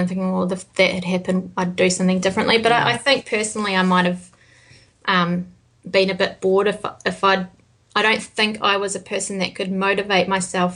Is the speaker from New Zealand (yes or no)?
yes; New Zealand; being from New Zealand